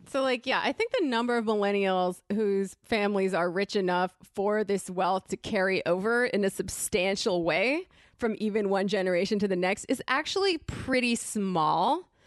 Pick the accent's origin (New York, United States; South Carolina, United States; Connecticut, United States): Connecticut, United States; moved away; I grew up in Connecticut, which is a bad place